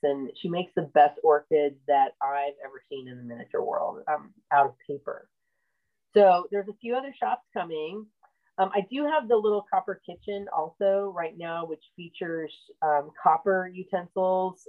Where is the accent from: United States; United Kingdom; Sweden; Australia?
United States; Illinois; also born or lived in Oregon; now in Central Florida, United States; I'm originally from Illinois.